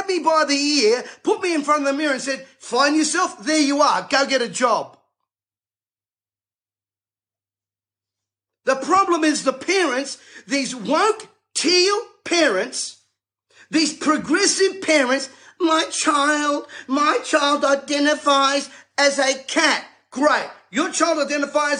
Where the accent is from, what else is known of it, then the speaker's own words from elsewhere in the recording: Sydney, New South Wales, Australia; I was raised in Bankstown